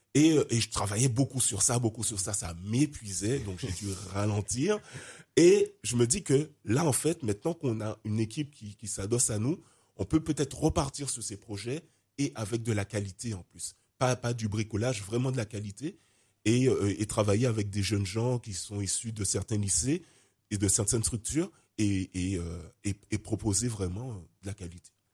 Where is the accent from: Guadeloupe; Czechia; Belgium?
Guadeloupe; also born or lived in Martinique; j'ai grandi en Guadeloupe, ma mère martiniquaise